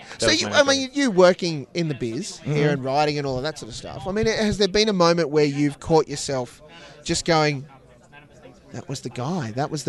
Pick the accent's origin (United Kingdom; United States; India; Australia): Australia; as an Australian, I can report back.